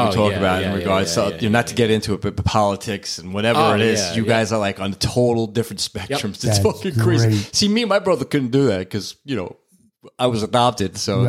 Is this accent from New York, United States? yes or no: yes; New York City, New York, United States; a couple of girls that I knew who were twins growing up in Brooklyn.